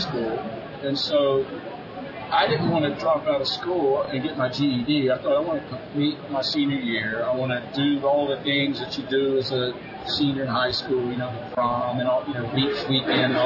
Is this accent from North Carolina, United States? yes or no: yes; Cary, North Carolina, United States; moved away as an adult; also born or lived in Huntington Beach, California; I was from North Carolina, born and raised